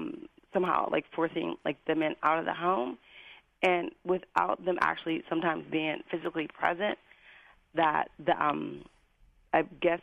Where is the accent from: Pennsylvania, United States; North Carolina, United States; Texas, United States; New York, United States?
Pennsylvania, United States; Western; I'm from Western Pennsylvania